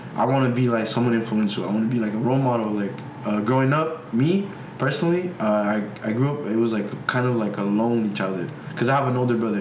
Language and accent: English; United States; I'm from America